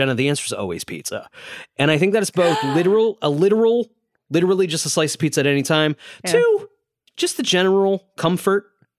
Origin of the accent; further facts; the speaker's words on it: Connecticut, United States; now in New York City, United States; And I'm from Connecticut, which is a pizza town. I then moved to a pizza town where I've lived for about a decade.